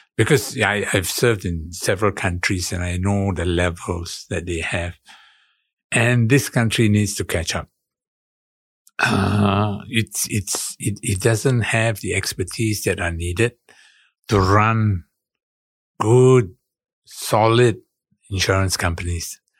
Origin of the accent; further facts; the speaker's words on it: Singapore; moved away as an adult; now in Jakarta, Indonesia; I'm Singaporean